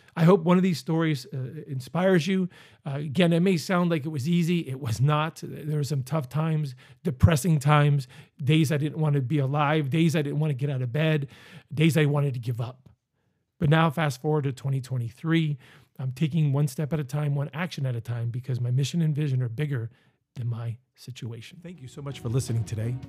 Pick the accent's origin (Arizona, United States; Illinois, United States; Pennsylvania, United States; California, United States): Pennsylvania, United States; Northeast; moved away; also born or lived in Virginia Beach, Virginia; I'm from Northeast Pennsylvania